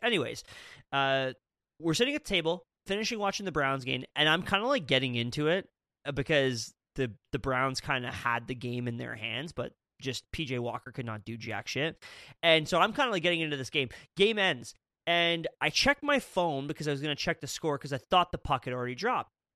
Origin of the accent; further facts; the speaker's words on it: Canada; I'm from Canada